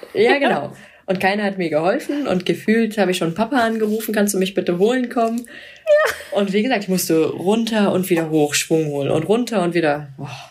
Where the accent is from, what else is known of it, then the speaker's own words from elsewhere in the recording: Cologne, North Rhine-Westphalia, Germany; ich bin ja Kölnerin.